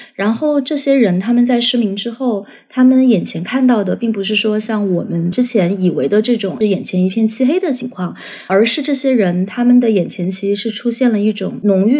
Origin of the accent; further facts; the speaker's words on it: Guizhou, China; moved away; 作为贵州人